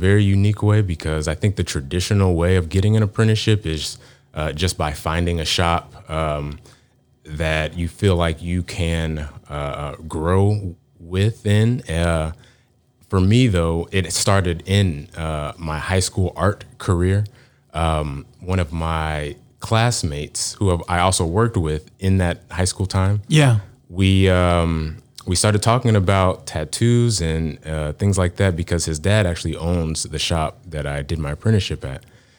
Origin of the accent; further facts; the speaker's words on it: Garland, Texas, United States; Dallas is kind of where I call home. I grew up in the suburbs east of Dallas.